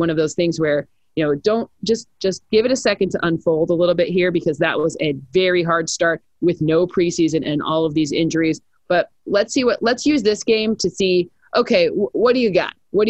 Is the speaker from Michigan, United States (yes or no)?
yes; Michigan, United States; now in Los Angeles, United States; I mean, I live in LA, so there's always like, which one's better, LA and New York? Well, I'm from Michigan, so I can say whichever one I want.